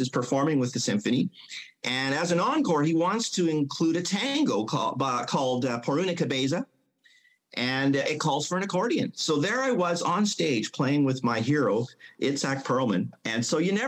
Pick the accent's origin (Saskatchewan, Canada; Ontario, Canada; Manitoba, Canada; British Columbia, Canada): British Columbia, Canada; Mission; I grew up in Mission